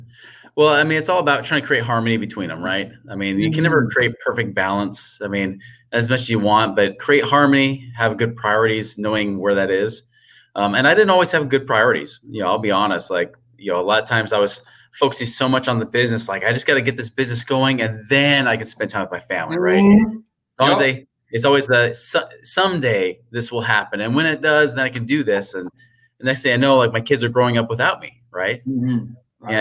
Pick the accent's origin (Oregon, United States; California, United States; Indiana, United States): Oregon, United States; moved away as an adult; now in Utah, United States; I moved from Oregon and then moved to Utah in my 20s